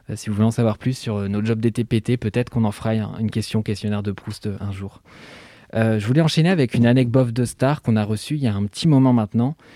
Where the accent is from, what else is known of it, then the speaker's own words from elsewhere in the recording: Switzerland; Alors pour le contexte, merci Mimi, je suis suisse, donc ce n'est pas Macron et c'est tant mieux